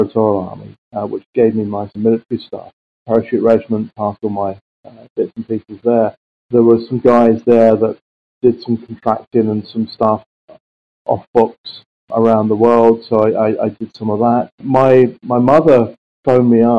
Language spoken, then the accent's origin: English; London, United Kingdom; I came from South London, so I knew many of the areas that they came from. I say my first person was Brixton. I went to a little school called Rosendale